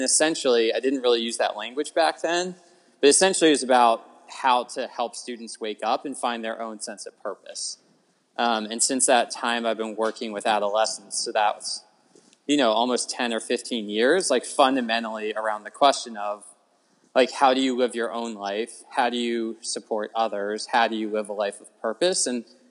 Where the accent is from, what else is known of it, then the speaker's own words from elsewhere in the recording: Annapolis, Maryland, United States; moved away as an adult; also born or lived in Providence, Rhode Island; now in San Francisco Bay Area, United States; I grew up in Annapolis, Maryland, like right next to the Chesapeake Bay, and I went to a mix of public and private schools growing up. I graduated from like a large traditional public high school in Annapolis, Maryland